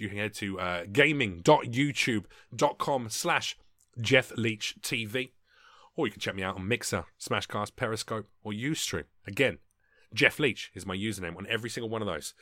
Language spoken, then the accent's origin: English; London, United Kingdom; moved away as an adult; now in United States; my local M P, back in England, so back in London